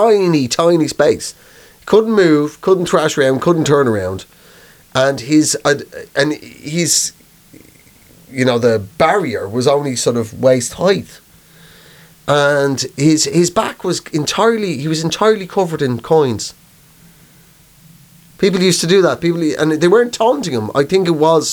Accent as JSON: {"language": "English", "town": "Dublin", "country": "Ireland", "tie": "born or raised there", "said": "growing up in Dublin"}